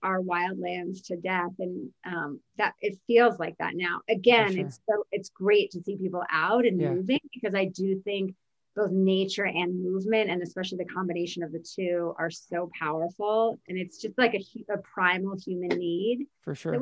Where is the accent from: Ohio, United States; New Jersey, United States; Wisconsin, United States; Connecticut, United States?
New Jersey, United States; moved away as an adult; also born or lived in Virginia / New York City, New York; my sister and I grew up in New Jersey. We lived in New Jersey with our mother